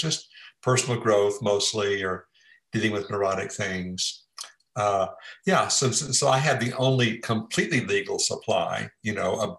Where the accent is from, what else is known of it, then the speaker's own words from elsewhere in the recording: Port Arthur, Texas, United States; moved away as an adult; also born or lived in Bay Area, California; I grew up in Texas